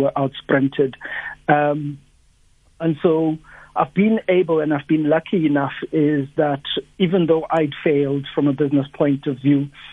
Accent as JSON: {"language": "English", "town": "Upington", "region": "Northern Cape", "country": "South Africa", "tie": "born or raised there", "also_born_or_lived": "Gobabis, Namibia", "said": "I come from Upington in the Northern Cape. I grew up at Upington"}